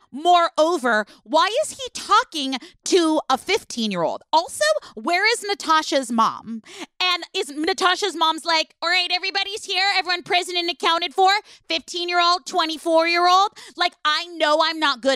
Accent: Oakland, California, United States; I grew up in Oakland, California

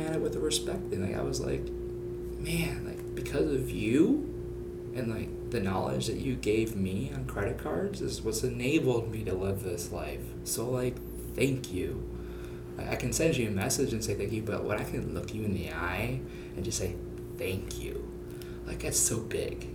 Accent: suburb of Minneapolis, Minnesota, United States; moved away as an adult; also born or lived in Phoenix, Arizona; I actually grew up in Minnesota, uh, suburb of Minneapolis

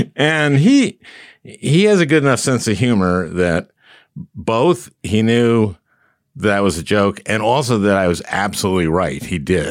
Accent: Minnesota, United States; I'm from Minnesota

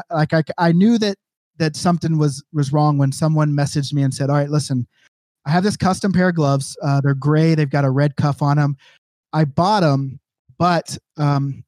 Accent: Oklahoma City, Oklahoma, United States; in Oklahoma City, like my hometown

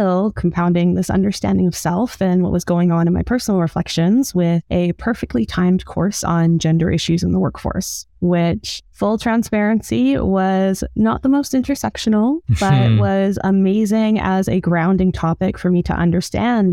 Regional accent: Edmonton, Alberta, Canada; now in Toronto, Canada; I grew up in Edmonton, Alberta

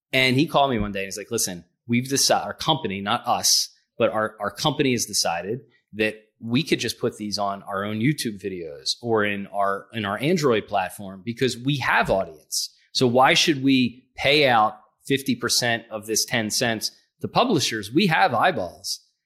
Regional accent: Philadelphia, Pennsylvania, United States; I'm from Philadelphia

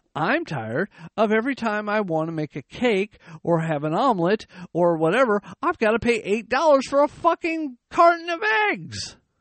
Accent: United States; I was born in the United States

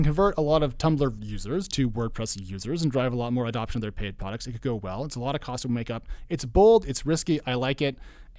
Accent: Oregon, United States; now in Providence, United States; No, I'm from Oregon.

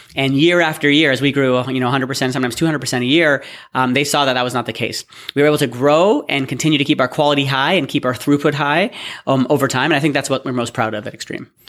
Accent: Toronto, Ontario, Canada; also born or lived in Waterloo / Austin; I'm from, born and bred in Toronto

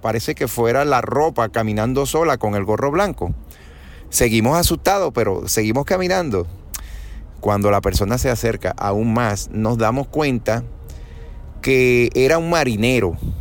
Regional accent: Venezuela; also born or lived in Caracas; now in Puerto Rico; Yo vivo en Puerto Rico hoy día, pero yo soy de Venezuela. Yo nací, me crié en Venezuela.

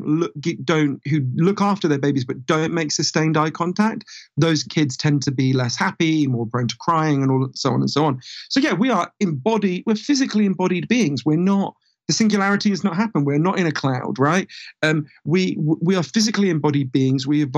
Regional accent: London, United Kingdom; accent: weird Downton Abbey accent; I grew up in a part of North London where there was a big Orthodox Jewish community.

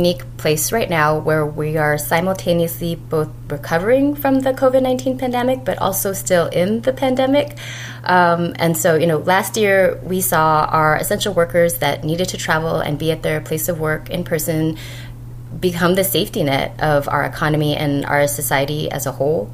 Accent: Los Angeles, California, United States; moved away as an adult; also born or lived in Bay Area / New York; growing up in Los Angeles

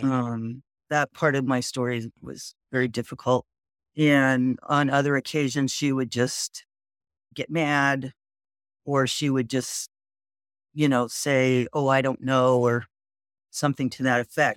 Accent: Whittier, California, United States; I grew up in Whittier, California, which is hometown of former President Richard M. Nixon.

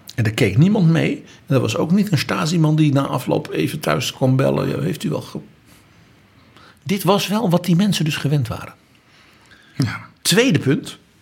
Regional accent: Netherlands; Als Nederlander

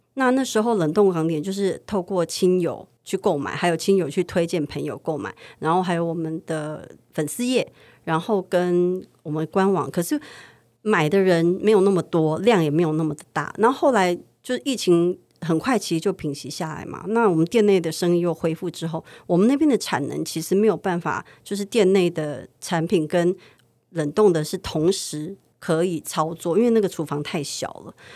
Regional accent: Taipei, Taiwan; 因为我们是西区长大的

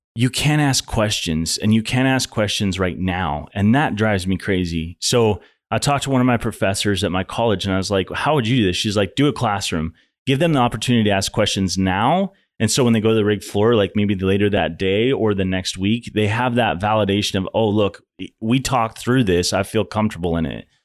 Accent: Montana, United States; moved away as an adult; now in Houston, United States; I'm from Montana

